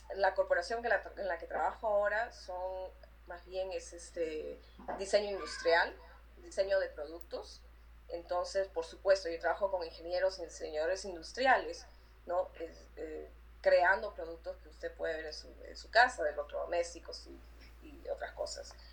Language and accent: Spanish; Lima, Peru; moved away as an adult; yo nací en el Perú. Eh, viví en el Perú hasta que tenía 20 años.